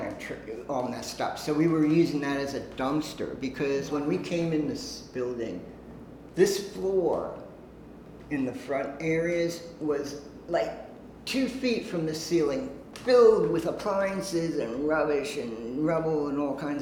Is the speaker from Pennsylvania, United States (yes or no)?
yes; Harrisburg, Pennsylvania, United States; moved away as an adult; also born or lived in Brooklyn, New York / Long Island, New York; now in New York, United States; I was born in Brooklyn. Parents moved us to Long Island, and then to Harrisburg, Pennsylvania, where I lived from age 7 to like 20